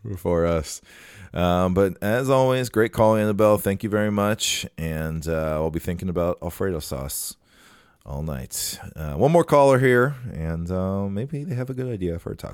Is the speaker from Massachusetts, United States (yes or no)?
no; Minnesota, United States; it's our duty as Minnesotans